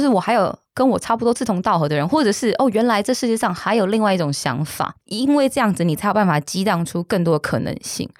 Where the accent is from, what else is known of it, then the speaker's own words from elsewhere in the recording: Taiwan; 我们小时候在眷村长大嘛